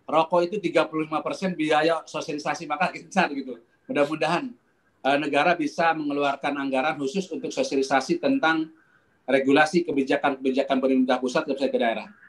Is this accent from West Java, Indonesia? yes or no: yes; Bandung, West Java, Indonesia; Saya setuju ke Pak Kiai, saya dari Bandung Pak Kiai